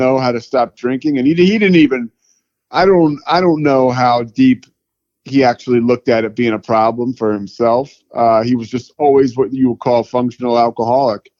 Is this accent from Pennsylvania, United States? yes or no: yes; outside of Philadelphia, Pennsylvania, United States; moved away as an adult; also born or lived in Colorado / Charlotte; now in Waco, United States; I grew up outside of Philadelphia